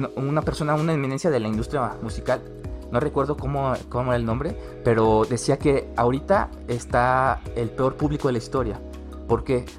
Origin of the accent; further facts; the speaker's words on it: San Luis Potosí, Mexico; yo soy yo orgullosísimamente potosino